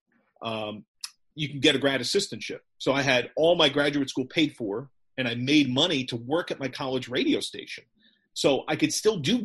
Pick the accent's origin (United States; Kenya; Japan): United States; Brick, New Jersey; also born or lived in Manhattan, New York / Edgewater, New Jersey; I spent the first half of my childhood in Bergen County in Edgewater, New Jersey, before we moved down the shore